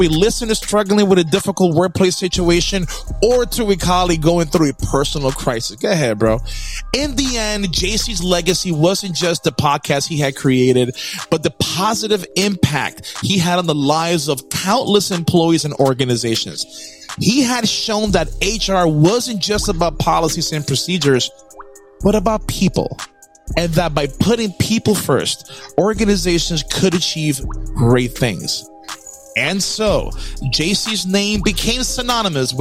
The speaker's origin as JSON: {"language": "English", "country": "Puerto Rico", "said": "I'm from Puerto Rico"}